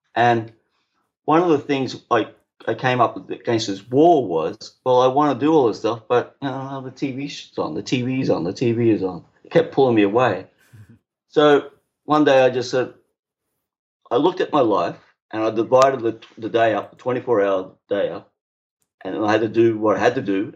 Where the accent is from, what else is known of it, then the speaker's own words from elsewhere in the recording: Brisbane, Queensland, Australia; moved away as an adult; now in British Columbia, Canada; Brisbane, Australia